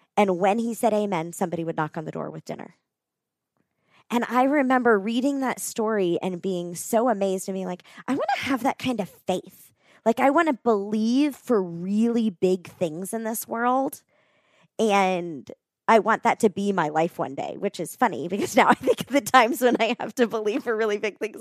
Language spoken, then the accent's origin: English; Florida, United States; moved away as an adult; also born or lived in West Palm Beach, Florida; now in Colorado Springs, United States; I grew up in Florida